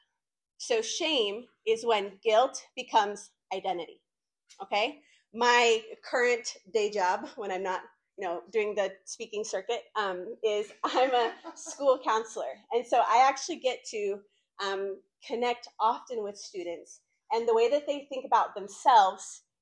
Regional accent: Winston-Salem, North Carolina, United States; also born or lived in Argentina / Los Angeles; I was born in Argentina, came to the United States when I was in kindergarten, immigrated to the States with my two amazing parents, grew up here in North Carolina in Winston-Salem

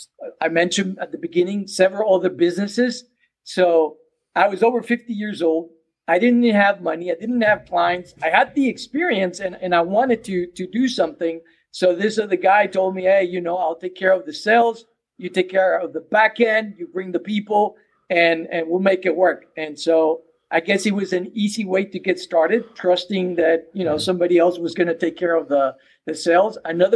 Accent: Mexico; English is a second language; now in United States; 30 years ago, I came from Mexico, and I wish I had someone like me helping me to get started.

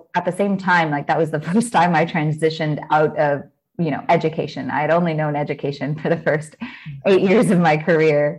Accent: California, United States; moved away as an adult; now in Warsaw, Poland; I'm actually from California, but I'm based in Warsaw, Poland

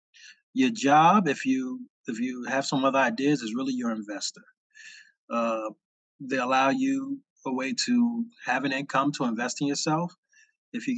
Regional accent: New Jersey, United States; also born or lived in New York; I grew up in Jersey.

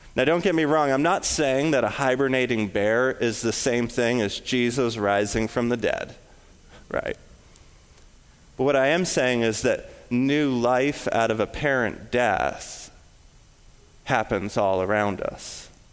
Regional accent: West Coast, United States; now in Illinois, United States; I'm from the West Coast, I'm, I'm super familiar with forest fires

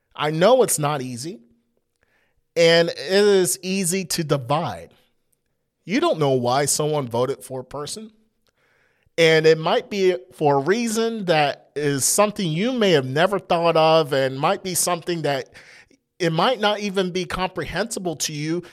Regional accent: United States; We're Christian first and then American

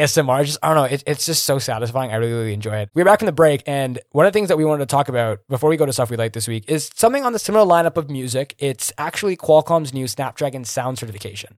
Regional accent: Greater Toronto Area, Ontario, Canada; I'm from Toronto, man. Like, I mean, from, like, the G, Greater Toronto Area

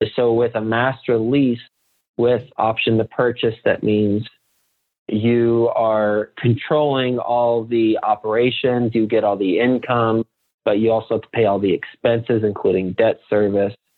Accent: Fort Worth, Texas, United States; moved away as an adult; also born or lived in New York City; I'm from from Fort Worth, Texas, but I moved from Texas to New York City after I graduated college

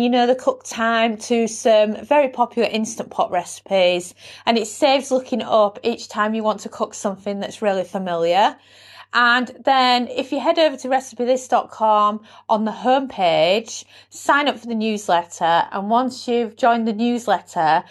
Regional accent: United Kingdom; accent: UK; I'm UK based

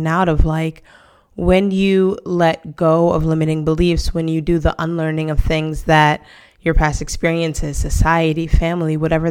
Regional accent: New York City, New York, United States; moved away as an adult; now in Spain; I am originally from Brooklyn, New York, and I moved to Spain over 6 years ago

